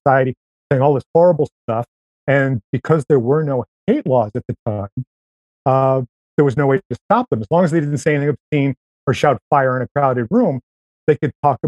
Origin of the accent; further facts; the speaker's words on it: near Rochester, New York, United States; moved away; I went back in 2011 to my hometown